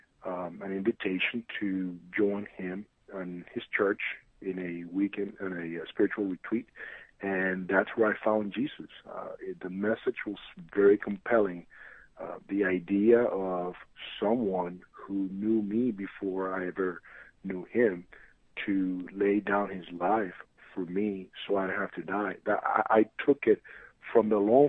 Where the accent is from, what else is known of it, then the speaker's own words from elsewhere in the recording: San Juan, Puerto Rico; moved away as an adult; also born or lived in New York City; I'm originally from San Juan, Puerto Rico. That's what I lived for most of my life.